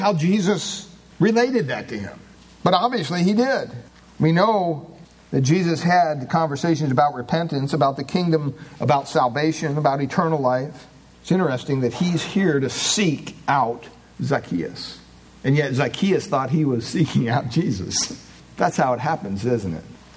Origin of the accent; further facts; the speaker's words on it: Williamsport, Pennsylvania, United States; I was born in Williamsport, Pennsylvania